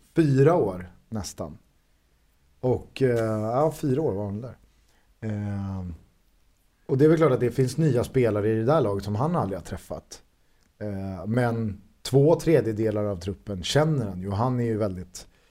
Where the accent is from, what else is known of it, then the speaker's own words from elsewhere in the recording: Stockholm and Solna, Stockholm County, Sweden; Vi är ju från eh, Stockholm och Solna